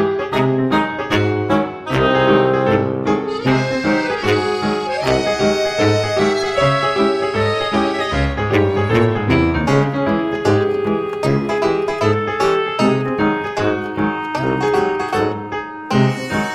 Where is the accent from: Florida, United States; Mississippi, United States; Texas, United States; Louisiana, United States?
Mississippi, United States; moved away as an adult; now in Alabama, United States; I am from Mississippi. I moved to Alabama with my husband